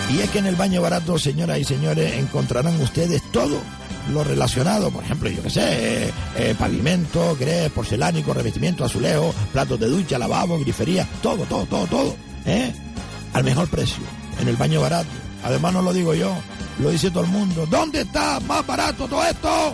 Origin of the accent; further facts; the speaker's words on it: Gran Canaria, Canary Islands, Spain; somos de la isla de Gran Canaria